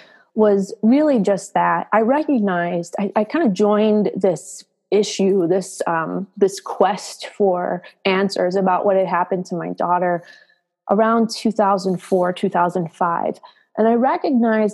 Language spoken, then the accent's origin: English; south or southwest suburbs of Chicago, Illinois, United States; I live in the Chicago suburbs and pretty much born and raised in the south or southwest suburbs of Chicago